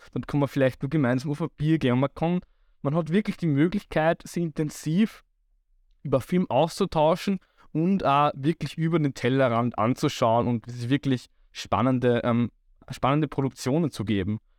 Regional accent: Waldviertel, Lower Austria, Austria; ich komme ja aus dem Waldviertel

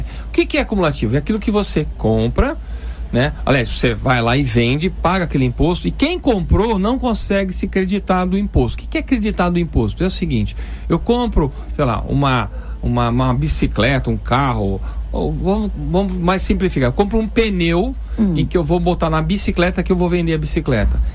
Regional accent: Brazil

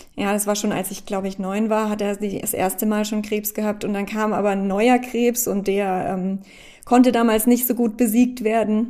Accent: Baden-Württemberg, Germany; G8 hieß das bei uns in Baden-Württemberg ähm, damals, also ich komme ja aus Deutschland

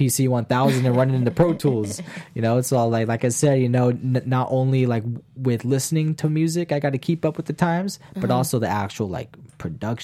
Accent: California, United States; I'm from California.

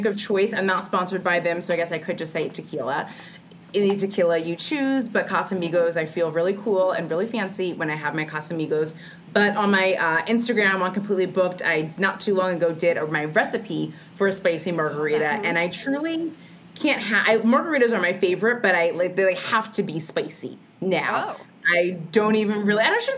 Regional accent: New Jersey, United States; also born or lived in Hoboken, New Jersey; I am a native Jersey girl. I grew up here in New Jersey, just a little bit south of Hoboken

